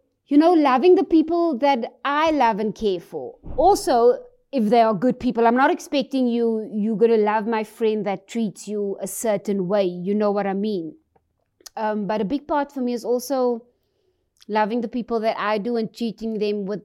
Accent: South Africa; being a South African woman

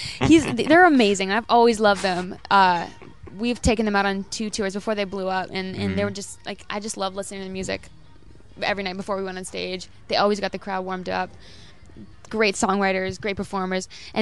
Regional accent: North Bay, Ontario, Canada; also born or lived in Timmins / Toronto / Vancouver / Philippines; I was born in Timmins. I grew up in North Bay. Spent some time living in the Philippines, in Jamaica, Southern Ontario.

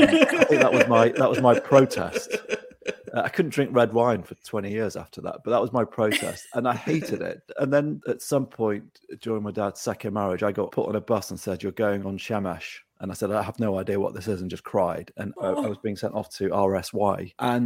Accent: Manchester, North West England, United Kingdom; I grew up in Manchester and was dragged kicking and screaming to an Orthodox shul.

